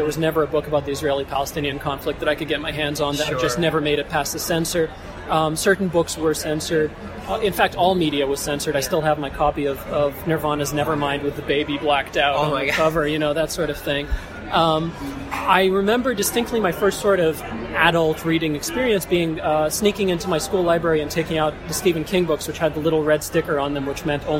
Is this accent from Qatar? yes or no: yes; Qatar; moved away; I grew up in Qatar in the Middle East.